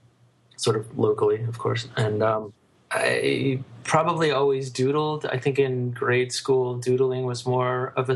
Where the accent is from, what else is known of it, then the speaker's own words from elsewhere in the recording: Shickshinny, Pennsylvania, United States; now in Brooklyn, United States; I grew up in a small town called Shikshinny, Pennsylvania, which is in the northeast of Pennsylvania near Wilkes-Barre.